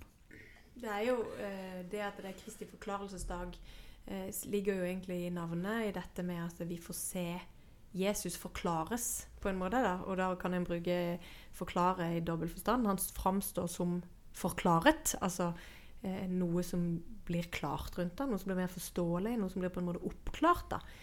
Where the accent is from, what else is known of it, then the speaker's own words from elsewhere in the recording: Sørlandet, Norway; jeg vokste opp med eh, På Sørlandet så er det jo sånn sørlendinger blir helst på Sørlandet